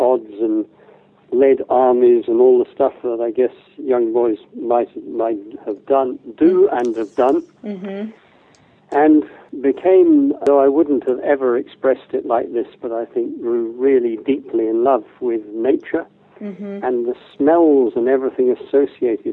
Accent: the Midlands of England, United Kingdom; As a young child, growing up in the Midlands of England

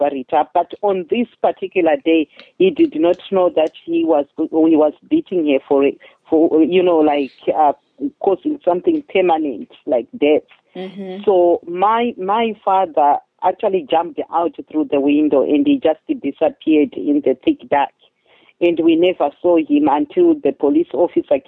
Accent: Chitungwiza, Harare, Zimbabwe; moved away as an adult; I grew up in Zimbabwe. It's in Southern Africa, in a very poor neighborhood called Chitungwiza

